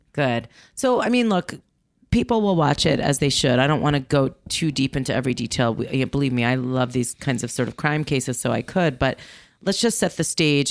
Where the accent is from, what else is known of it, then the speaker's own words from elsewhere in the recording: New York, United States; I was living in New York. I was growing up in New York. I was in high school